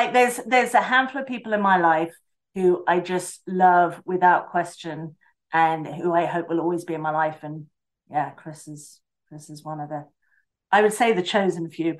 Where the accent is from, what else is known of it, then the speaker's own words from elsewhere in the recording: Basingstoke, South East England, United Kingdom; born there; So I was born in Basingstoke in the United Kingdom, which is in the South Coast, like right in the middle.